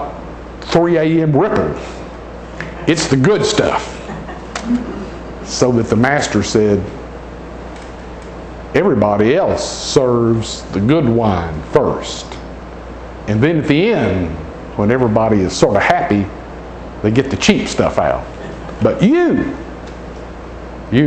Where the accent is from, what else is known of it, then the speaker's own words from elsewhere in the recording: Nashville, Tennessee, United States; I was born and raised in Nashville, Tennessee